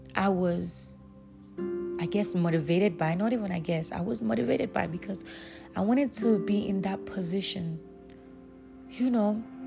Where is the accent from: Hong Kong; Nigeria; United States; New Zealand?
Nigeria; I'll use myself as an example growing up in Nigeria